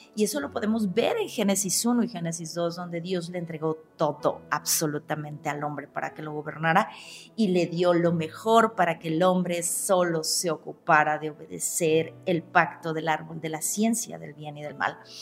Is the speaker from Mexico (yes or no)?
yes; Mexico; also born or lived in León, Guanajuato; como buena mexicana, mi cuerpo me pide tacos